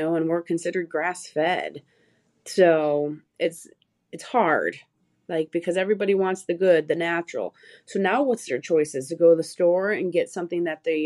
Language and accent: English; Michigan, United States; moved away; I'm originally from Michigan